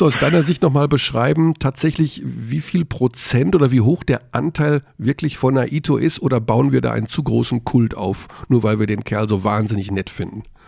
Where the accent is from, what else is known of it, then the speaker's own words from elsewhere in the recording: Hagen, North Rhine-Westphalia, Germany; ich bin Hagener. Also ich darf, gegen meine Heimatstadt darf ich ruhig hetzen